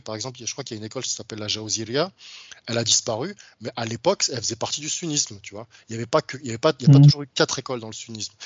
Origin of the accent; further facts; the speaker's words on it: France; je suis d'origine africaine, j'ai grandi en France